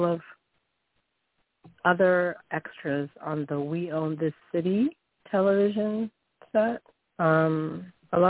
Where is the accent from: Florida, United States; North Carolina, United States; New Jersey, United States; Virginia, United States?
Virginia, United States; in my home state in Virginia, in the state of Virginia.